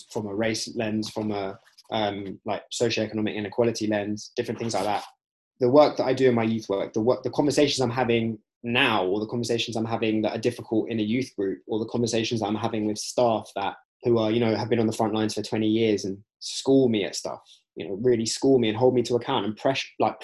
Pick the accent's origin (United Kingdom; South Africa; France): United Kingdom; being British Asian